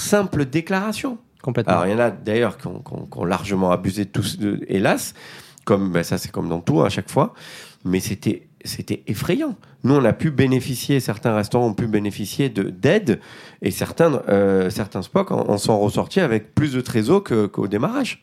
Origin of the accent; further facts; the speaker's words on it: Marseille, Provence-Alpes-Côte d'Azur, France; Je viens des quartiers nord de Marseille